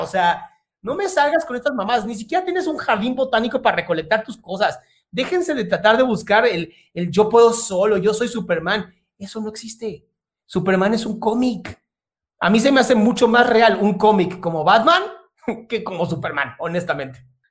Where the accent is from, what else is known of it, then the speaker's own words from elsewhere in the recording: Mexico; soy mexicano también, no parezco, pero soy mexicano